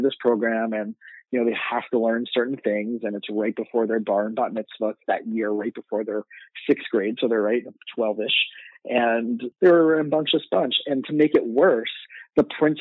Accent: South Florida, United States; moved away as an adult; also born or lived in Israel / New York; I grew up in South Florida

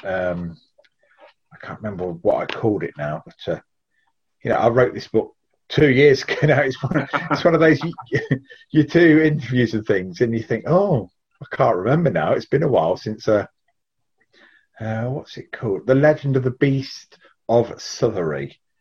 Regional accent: Leicestershire, East Midlands, United Kingdom; I live in Leicestershire, born and bred in Leicestershire

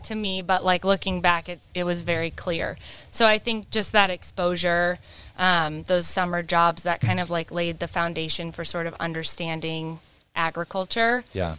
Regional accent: Whatcom County, Washington, United States; I grew up in Whatcom County.

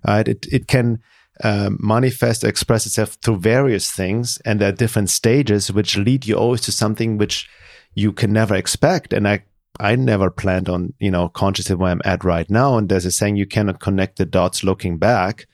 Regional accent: Germany; growing up in Germany, being very lonely in high school

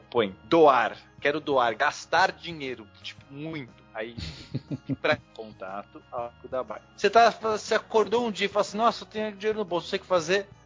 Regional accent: Bom Jesus, Rio de Janeiro, Brazil; also born or lived in Vitória; Eu sou de Bom Jesus.

